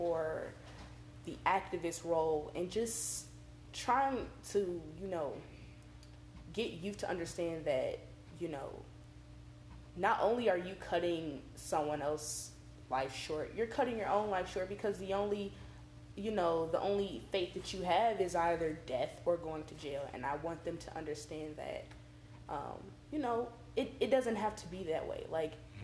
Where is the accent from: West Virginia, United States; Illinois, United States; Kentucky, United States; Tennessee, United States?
Illinois, United States; Chicago; moved away as an adult; I'm from Chicago